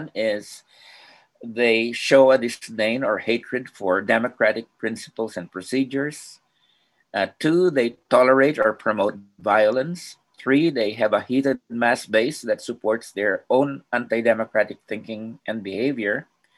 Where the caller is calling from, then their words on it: Philippines; I'm joining you from the Philippines, and I'm seem to be dropping off occasionally.